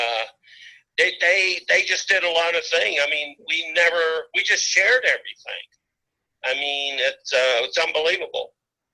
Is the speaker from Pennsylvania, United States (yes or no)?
yes; Pittsburgh, Pennsylvania, United States; also born or lived in Los Angeles / New York / Las Vegas; I live a little bit outside of Pittsburgh, but yeah, never left the Berg. Well, I did live in L.A. for a while, and New York, and Las Vegas, but I'm a Pittsburgher